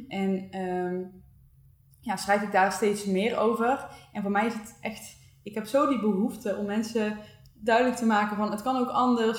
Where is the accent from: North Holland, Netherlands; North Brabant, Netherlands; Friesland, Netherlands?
North Brabant, Netherlands; Breda; moved away as an adult; also born or lived in Eindhoven; we komen alle twee uit Breda